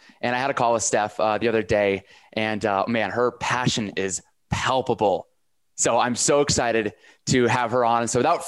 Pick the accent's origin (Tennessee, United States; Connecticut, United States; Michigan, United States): Connecticut, United States; I grew up in Connecticut.